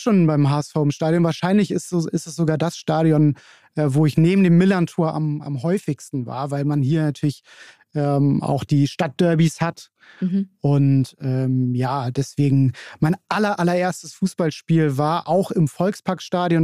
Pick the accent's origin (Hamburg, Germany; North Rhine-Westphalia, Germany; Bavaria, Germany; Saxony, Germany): Hamburg, Germany; aus Hamburg, bin hier ganz um die Ecke groß geworden